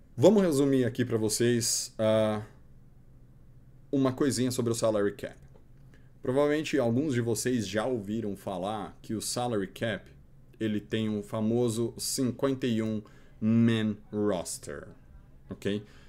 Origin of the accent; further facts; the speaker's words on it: Santo André, São Paulo, Brazil; eu sou de Santo André